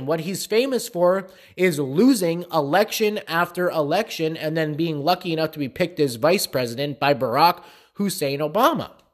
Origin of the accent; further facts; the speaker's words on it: Allentown, Pennsylvania, United States; close to my hometown, um, of Allentown.